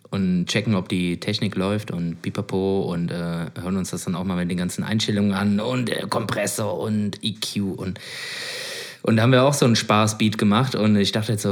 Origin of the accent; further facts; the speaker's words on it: Switzerland; also, bin Schweizer.